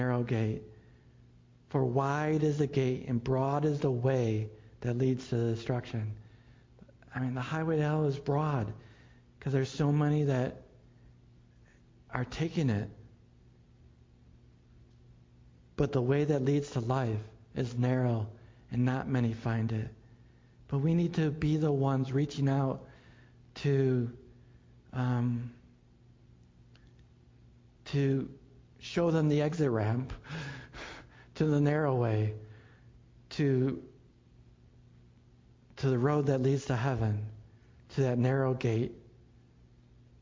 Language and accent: English; Buffalo, New York, United States; I grew up in Buffalo